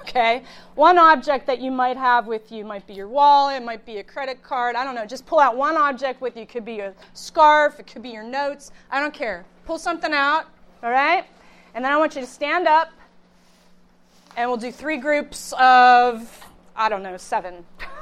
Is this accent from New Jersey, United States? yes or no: no; Youngstown, Ohio, United States; also born or lived in Pittsburgh; I hail from the Youngstown area.